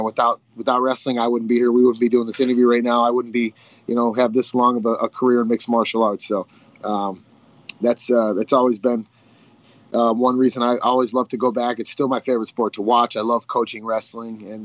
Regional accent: Illinois, United States; we're from Illinois

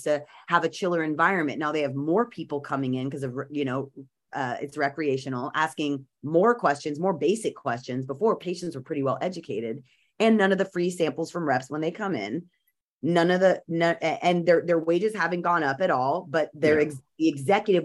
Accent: California, United States; as a Californian who really has been around, I mean, I was in sixth grade when Prop 215 passed

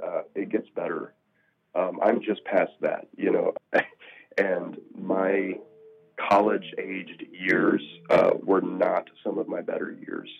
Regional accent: the South, United States; I'm from the South, so I've lived in the South my whole life.

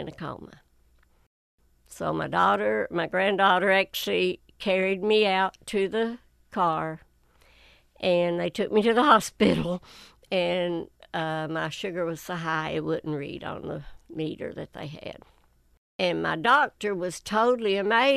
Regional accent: Whitesburg, Kentucky, United States; I was born and raised right outside of Whitesburg, Elm County

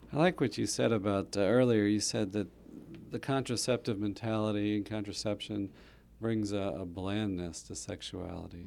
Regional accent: Huntsville, Alabama, United States; I grew up in Huntsville

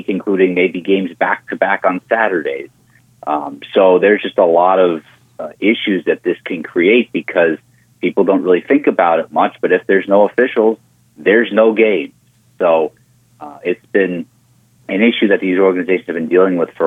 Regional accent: Long Island, New York, United States; now in New Hampshire, United States; I'm originally from New York

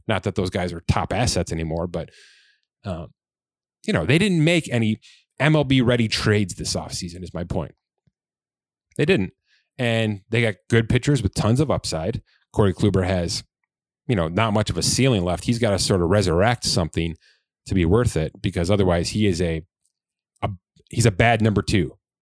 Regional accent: Buffalo, New York, United States; we're both from Buffalo

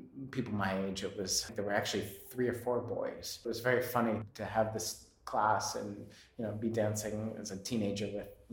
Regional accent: Framingham, Massachusetts, United States; moved away; also born or lived in New York; I grew up in Boston, well, suburb of Boston called Framingham, Massachusetts

